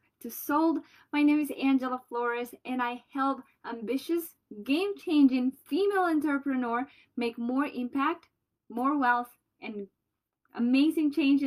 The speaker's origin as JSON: {"language": "English", "country": "Colombia", "accent": "Colombian", "moved": "yes", "said": "I have my Colombian accent"}